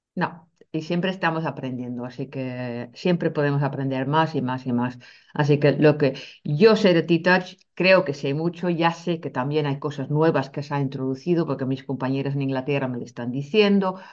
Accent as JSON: {"language": "Spanish", "country": "Netherlands", "moved": "yes", "lives_now": "Spain", "said": "siendo holandesa"}